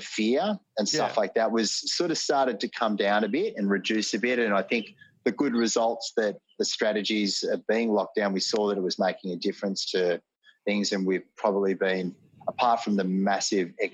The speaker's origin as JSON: {"language": "English", "town": "Sydney", "region": "New South Wales", "country": "Australia", "tie": "born or raised there", "said": "I was born in Sydney"}